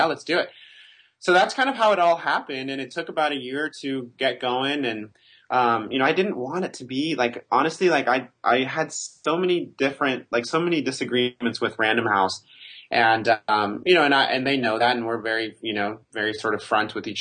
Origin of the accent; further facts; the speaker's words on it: Mexico; I was born in Mexico